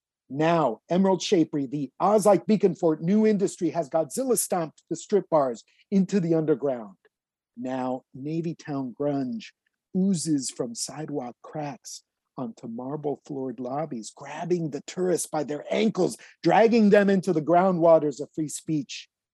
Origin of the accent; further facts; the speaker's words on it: Tijuana, Baja California, Mexico; also born or lived in Mexico City, Mexico / San Diego, United States; So I grew up, I was born in Mexico City, and I grew up in Tijuana and San Diego in the 1970s and 80s